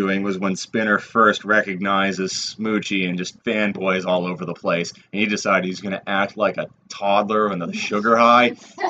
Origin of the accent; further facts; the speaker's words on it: Massachusetts, United States; I am a fake Irish masshole.